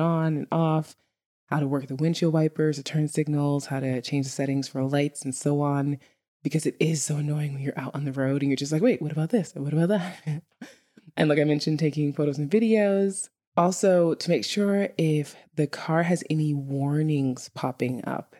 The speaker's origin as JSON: {"language": "English", "town": "New York City", "region": "New York", "country": "United States", "tie": "born or raised there", "moved": "as an adult", "lives_now": "Iceland", "said": "a native New Yorker, li-, literally growing up in Brooklyn, New York"}